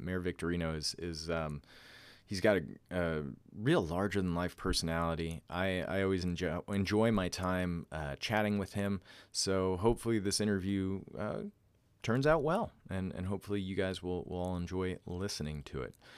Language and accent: English; Northeast, United States; moved away as an adult; I grew up on the East Coast and the Northeast